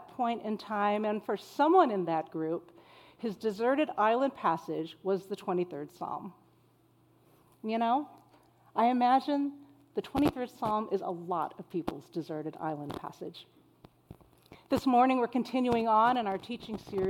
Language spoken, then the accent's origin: English; El Centro, California, United States; moved away; I grew up in Southern California, in the desert city of El Centro